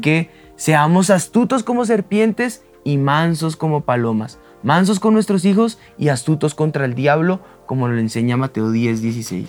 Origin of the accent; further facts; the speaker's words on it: Colombia; nosotros como colombianos